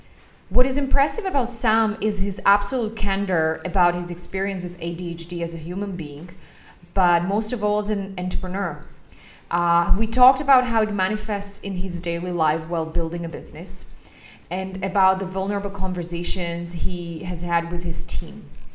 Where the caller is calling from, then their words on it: Bratislava, Bratislava Region, Slovakia; For a change, I am calling in from Bratislava, which I'm very happy about.